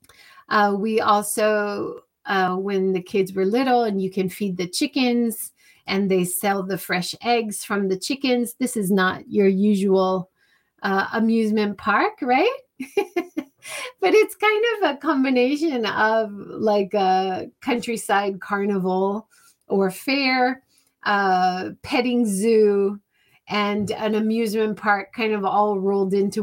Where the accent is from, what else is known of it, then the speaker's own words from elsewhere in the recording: Hawaii, United States; now in Japan; growing up in Hawaii